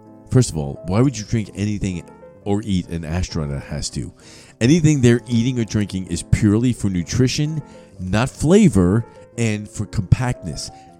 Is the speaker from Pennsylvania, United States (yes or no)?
no; New York City, New York, United States; moved away; Growing up in New York City